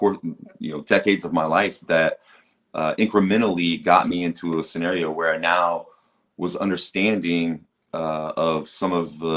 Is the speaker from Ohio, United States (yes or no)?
yes; Xenia, Ohio, United States; also born or lived in Jamestown, Ohio / Dayton, Ohio; being a white kid in Jamestown, Ohio, which is where I moved to from Xenia, my parents got divorced and moved out to Jamestown. And being from Xenia